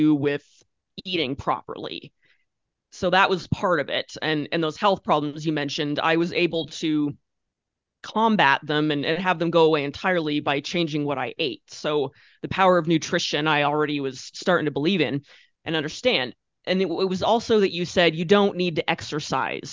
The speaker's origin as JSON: {"language": "English", "town": "Orofino", "region": "Idaho", "country": "United States", "tie": "born or raised there", "moved": "as an adult", "said": "I was living in my hometown, which is awesome, and I was working at a small town newspaper"}